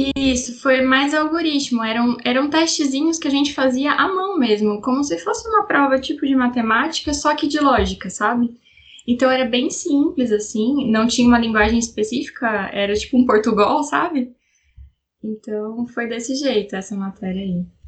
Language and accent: Portuguese; São José dos Campos, São Paulo, Brazil; Eu sou de São José dos Campos, eh, São Paulo, interior de São Paulo, região do Vale do Paraíba